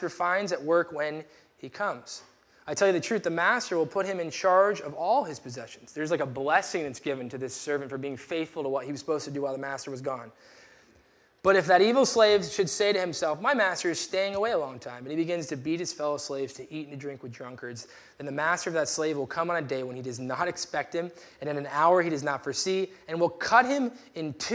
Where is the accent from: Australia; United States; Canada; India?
United States; we're American